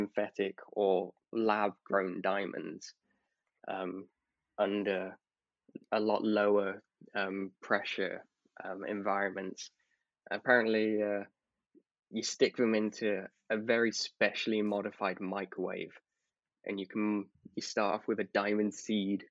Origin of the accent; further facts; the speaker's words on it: United Kingdom; being a British person